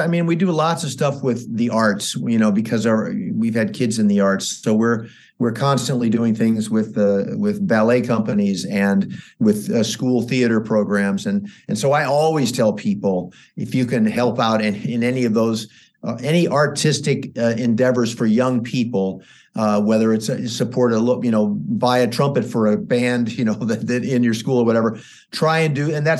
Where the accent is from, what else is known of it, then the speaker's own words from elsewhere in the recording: St. Louis, Missouri, United States; also born or lived in New York City / Los Angeles; I came from St. Louis, Missouri, and then I went to New York City. Then I came